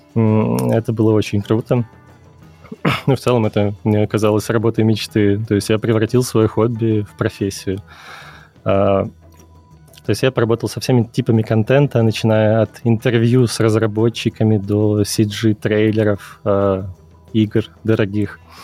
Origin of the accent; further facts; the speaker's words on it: Kyiv, Ukraine; moved away as an adult; also born or lived in Minsk, Belarus; я из Киева, э, я учился на экономическом факультете КНЕУ